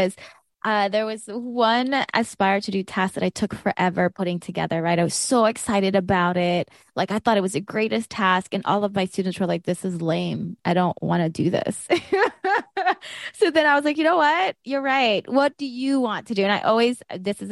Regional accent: South Georgia, United States; I grew up in South Georgia

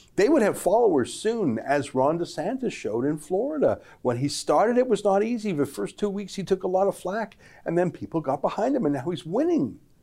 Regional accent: Canada; my 49 happy years as a Canadian

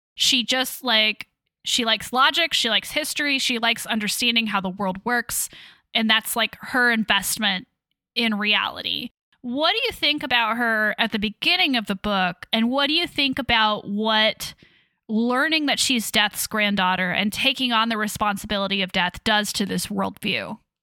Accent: Leavenworth, Kansas, United States; Yes, I am originally from Kansas. I grew up there

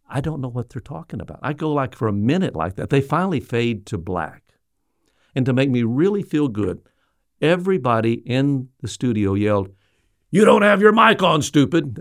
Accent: Little Rock, Arkansas, United States; I was from Little Rock.

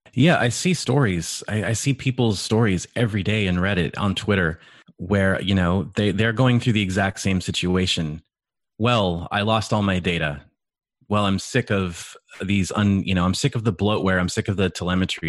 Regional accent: California, United States; I grew up in California with my stepdad who owned a computer tech business

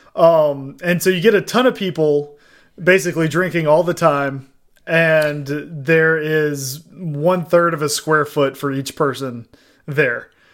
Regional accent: Southeast Texas, United States; growing up in Southeast Texas, uh, New Orleans isn't that far away

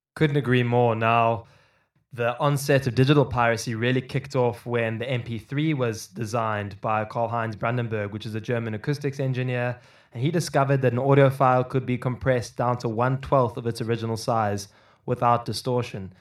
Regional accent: Cape Town, Western Cape, South Africa; I grew up in Cape Town in South Africa

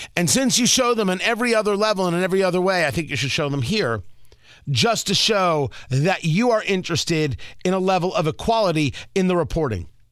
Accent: Middletown, New Jersey, United States; moved away; I grew up in Middletown, New Jersey

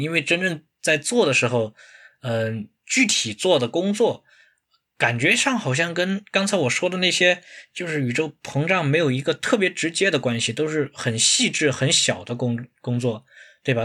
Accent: China; 比如说我们中国人，我们有，都有两种说法哈

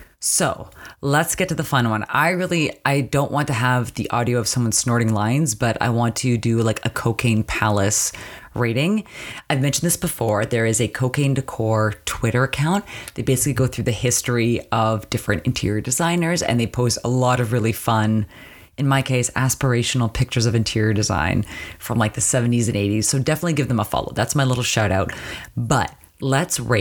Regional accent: Canada; Growing up in Canada

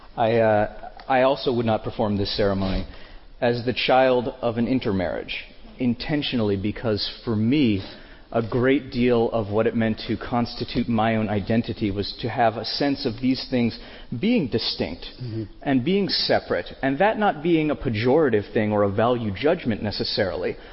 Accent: between Durham and Chapel Hill, North Carolina, United States; I grew up in North Carolina, between Durham and Chapel Hill, North Carolina

